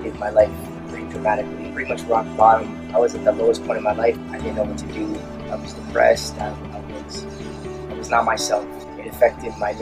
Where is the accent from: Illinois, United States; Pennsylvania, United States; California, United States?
California, United States; Anaheim; I was born in Anaheim, California.